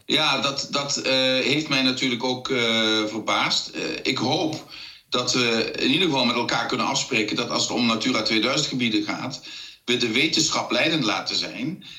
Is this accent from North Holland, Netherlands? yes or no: no; South Limburg, Netherlands; ik kom uit Zuid-Limburg